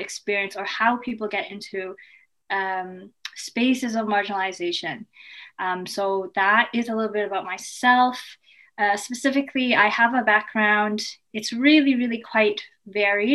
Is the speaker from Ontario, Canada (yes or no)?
yes; Toronto, Ontario, Canada; also born or lived in Kingston, Canada; I was born and raised in Scarborough